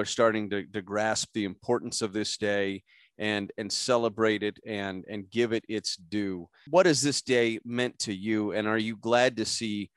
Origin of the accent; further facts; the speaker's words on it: just outside of Omaha, Nebraska, United States; I grew up just outside of Omaha